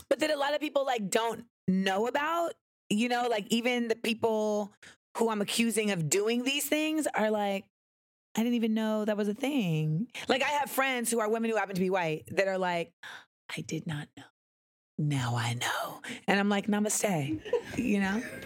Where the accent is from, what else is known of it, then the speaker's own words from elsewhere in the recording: Grenada; I am West Indian. Like I am from Grenada.